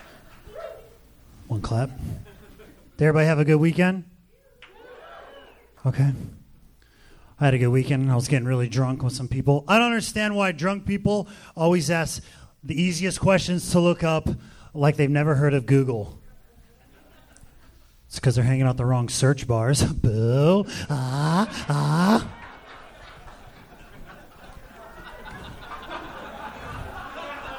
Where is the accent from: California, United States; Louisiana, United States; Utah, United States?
California, United States; Southern; Growing up in Southern California